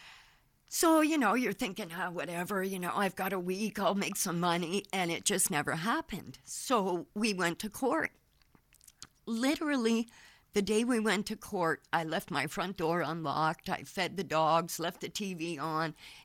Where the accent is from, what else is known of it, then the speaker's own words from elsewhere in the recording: Canada; moved away; also born or lived in Florida; I was from Canada